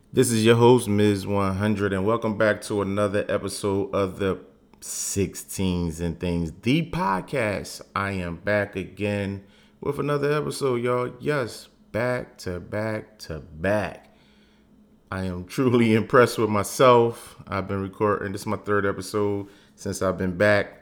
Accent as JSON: {"language": "English", "town": "Philadelphia", "region": "Pennsylvania", "country": "United States", "tie": "born or raised there", "said": "I am from Philly, born and raised"}